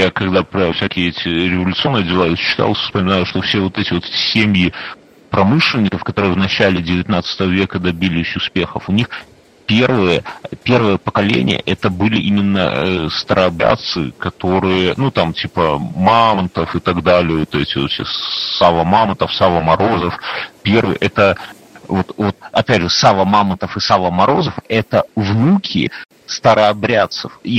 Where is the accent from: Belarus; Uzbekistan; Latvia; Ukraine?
Belarus; Мы белорусы как жили со времен Вышелка, так тут и никто нас не тусует.